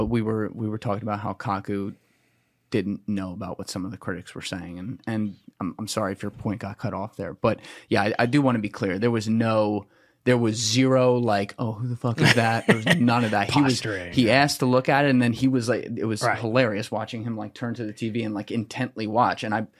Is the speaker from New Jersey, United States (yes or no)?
yes; New Jersey, United States; I'm from Jersey. You gotta go slower.